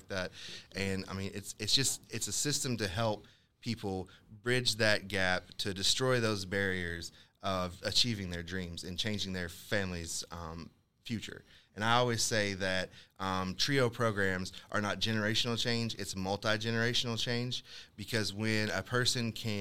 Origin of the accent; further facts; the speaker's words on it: Eastern Kentucky, United States; we are from Eastern Kentucky. Right. Or the tri-state area.